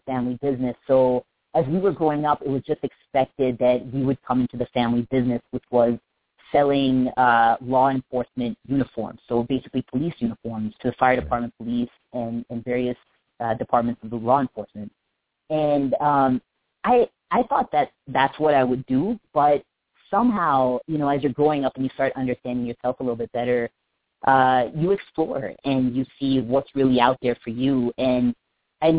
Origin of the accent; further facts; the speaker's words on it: North Carolina, United States; now in Los Angeles, United States; born and raised in North Carolina. And my family's from India